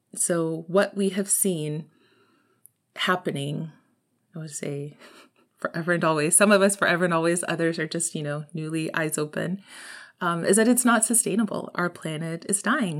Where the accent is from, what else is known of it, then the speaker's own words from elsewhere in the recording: Texas, United States; I'm from Texas, y'all. I'm from Texas